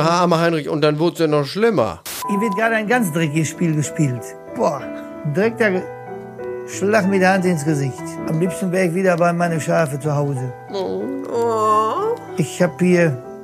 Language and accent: German; East Frisia, Lower Saxony, Germany; ich komme aus Ostfriesland